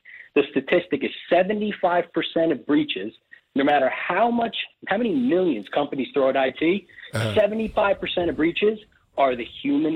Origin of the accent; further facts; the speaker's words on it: Bridgewater, New Jersey, United States; moved away as an adult; now in Tampa, United States; lifelong New Jerseyan